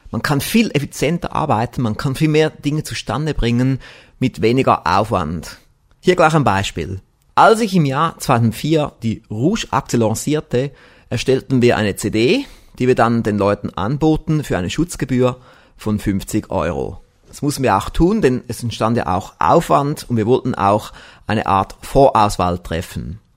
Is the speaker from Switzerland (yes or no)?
yes; Konolfingen, Bern, Switzerland; Ich bin aus Konofingen, das ist in der Nähe von Bern.